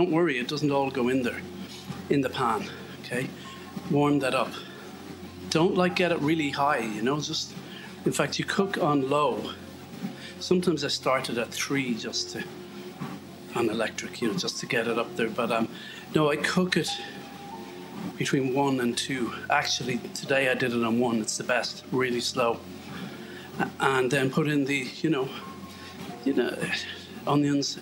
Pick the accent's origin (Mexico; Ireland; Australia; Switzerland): Ireland; I'm Irish